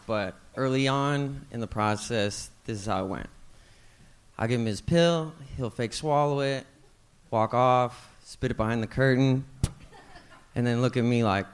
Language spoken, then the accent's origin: English; the Bay Area, California, United States; I'm from the Bay, like up in California